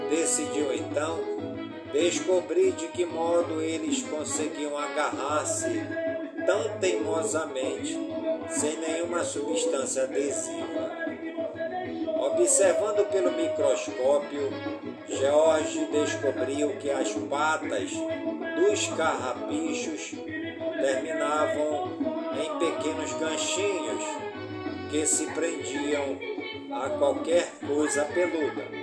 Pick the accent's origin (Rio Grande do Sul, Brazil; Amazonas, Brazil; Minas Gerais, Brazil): Amazonas, Brazil; Careiro da Várzea; por todas as comunidades do Careiro da a minha cidade natal.